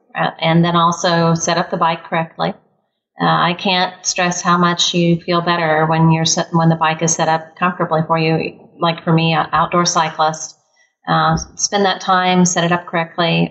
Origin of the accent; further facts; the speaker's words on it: Midwest, United States; also born or lived in California; I'm from California, uh, raised in the Midwest